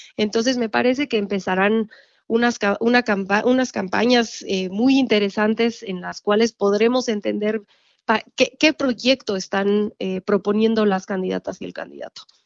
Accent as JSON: {"language": "Spanish", "country": "Mexico", "said": "como mexicanos"}